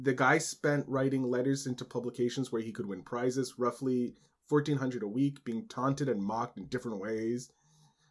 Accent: Canada; as a Canadian.

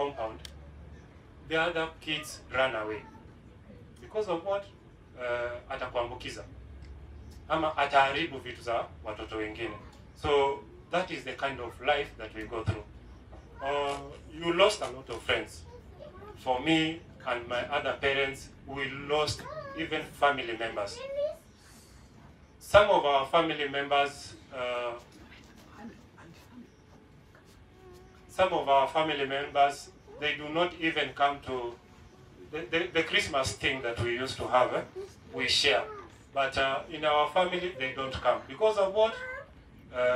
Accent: Kisii, Kisii County, Kenya; I come from Kisi. I live in Kisi.

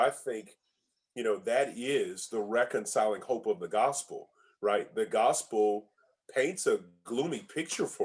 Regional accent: United States; for us as America, you know, as Americans, I think as American Christians

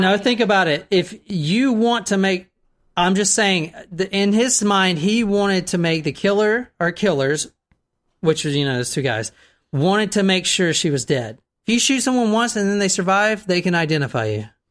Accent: the South, United States; I'm in from the South

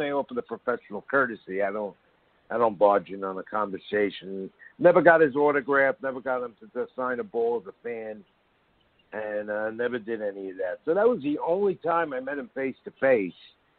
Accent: New York City, New York, United States; I'm from the Bronx.

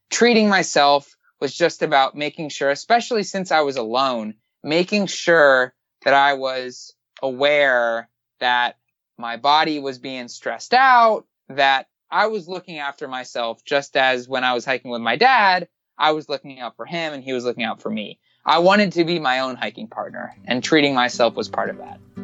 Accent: Miami, Florida, United States; I'm from Miami

